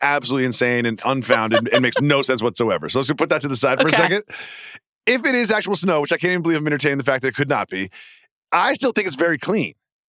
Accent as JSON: {"language": "English", "region": "Massachusetts", "country": "United States", "tie": "born or raised there", "said": "I grew up in the Northeast, Massachusetts."}